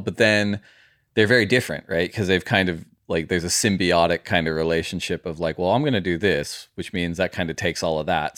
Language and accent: English; United States; I grew up in America, my mom's Australian